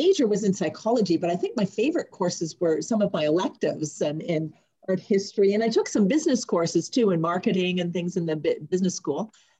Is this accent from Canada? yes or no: yes; Ottawa, Ontario, Canada; I'm from Ottawa.